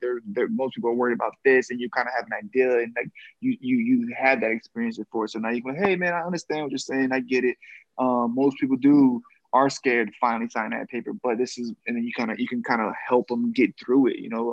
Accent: Boston, Massachusetts, United States; my hometown in Boston

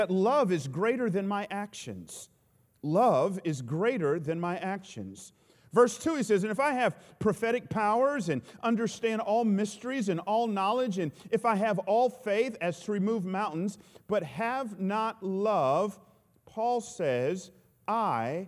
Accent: Atlanta, Georgia, United States; I grew up in Atlanta.

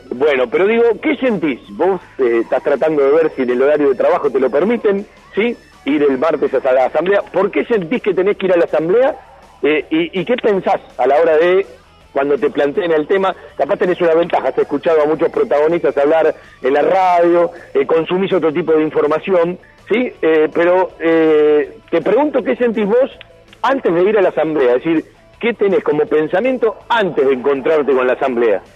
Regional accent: Argentina; las necesidades que tenemos eh, como argentinos

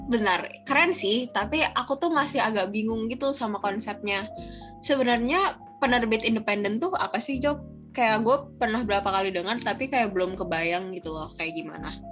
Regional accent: Surakarta, Central Java, Indonesia; balik ke Solo kan kebetulan kampung aku di Solo kan ya

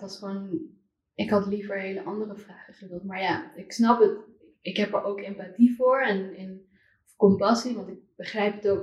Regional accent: Amsterdam, North Holland, Netherlands; also born or lived in China; ik kom zelf uit Amsterdam. Oh, ja, en ik ben, nou, ik heb misschien het geluk gehad dat ik niet in een boerendorp hm. ehm, ergens in Drenthe ben opgevoed

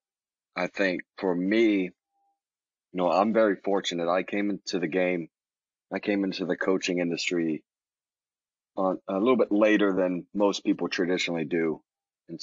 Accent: Dallas, Texas, United States; also born or lived in Auburn, Alabama / Birmingham, Alabama; I'm from the Dallas side of the Dallas-Fort Worth Metroplex

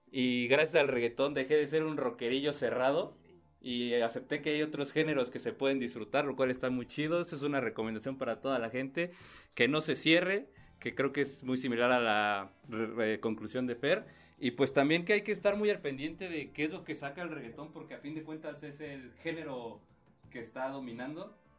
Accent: Mexico; en México tenemos otro rollo

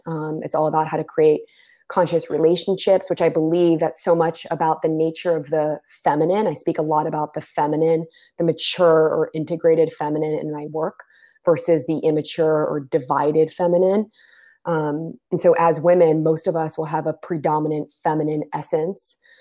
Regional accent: D.C., Maryland suburbs of Washington, United States; I was born and raised right outside of Washington, D.C., in the Maryland suburbs.

